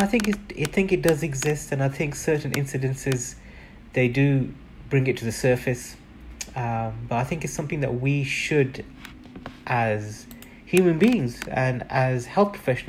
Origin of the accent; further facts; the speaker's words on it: Birmingham, West Midlands, United Kingdom; I was born and bred in England. I'm a proud Brummie